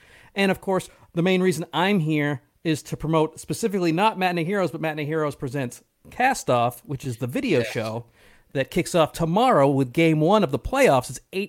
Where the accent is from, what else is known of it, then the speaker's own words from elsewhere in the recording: East Coast, United States; now in California, United States; I live in California, and so I'm from the East Coast.